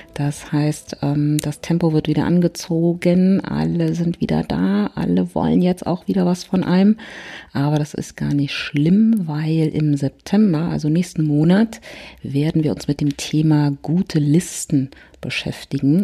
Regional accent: Berlin, Germany; ich komme aus Berlin

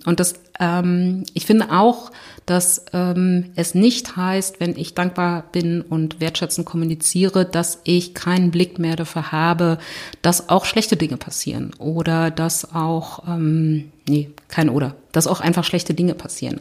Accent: Berlin, Germany; ich komme aus Berlin

